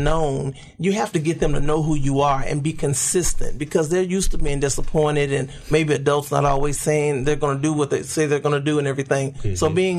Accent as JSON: {"language": "English", "town": "Memphis", "region": "Tennessee", "country": "United States", "tie": "born or raised there", "said": "I'm right here from Memphis, Tennessee. Went to Kirby High School. Like Rev Kev, I actually accepted Christ in Vacation Bible School at the age of 7. And my family was very active in the church and everything, very active in the church. And so grew up in the church."}